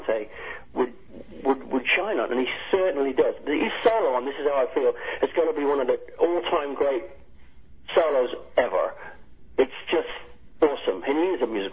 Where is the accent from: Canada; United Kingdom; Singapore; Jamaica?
United Kingdom; I'm British as well